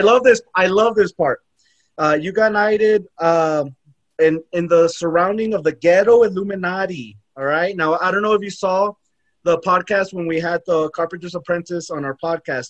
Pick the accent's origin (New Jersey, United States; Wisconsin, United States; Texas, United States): Texas, United States; El Paso; I'm from El Paso